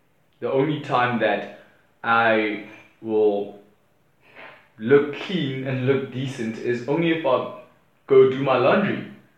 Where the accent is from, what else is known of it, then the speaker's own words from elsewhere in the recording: Johannesburg, Gauteng, South Africa; now in Cape Town, South Africa; I'm originally from Joburg